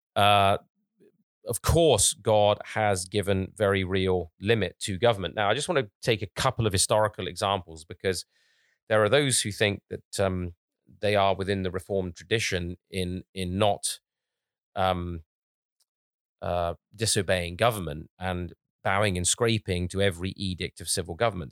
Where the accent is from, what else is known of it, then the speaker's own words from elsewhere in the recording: England, United Kingdom; when I was growing up in England